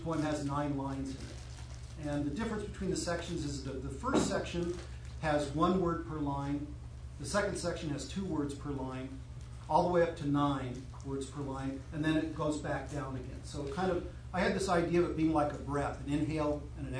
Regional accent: Utah, United States; I was raised in Utah, or as we like to call it, behind the Zion Curtain

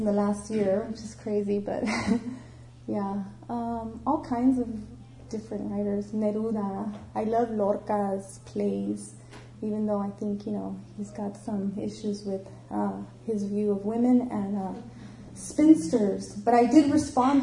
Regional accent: Los Angeles, California, United States; I grew up in East LA, and I don't know if you're familiar with East LA, but it's predominantly an immigrant and Mexican American community

